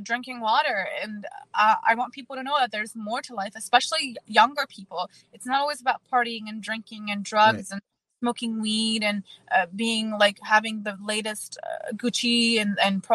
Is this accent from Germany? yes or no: yes; Germany; also born or lived in Czech Republic; now in United States; I was born in Czech Republic and raised in Germany